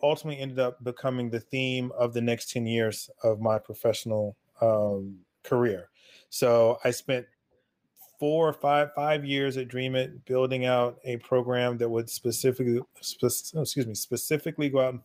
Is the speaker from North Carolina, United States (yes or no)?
yes; North Carolina, United States; I'm originally from North Carolina, and born, raised, educated there